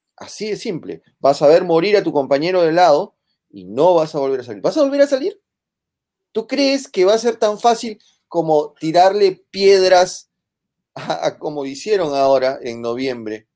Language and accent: Spanish; Peru; En el Perú